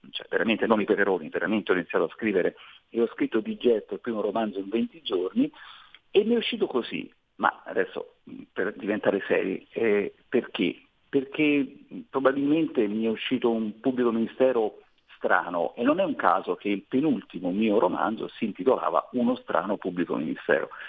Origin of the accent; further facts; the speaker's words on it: Latina, Lazio, Italy; Io sono di Latina, quindi nelle campagne dell'Agropontino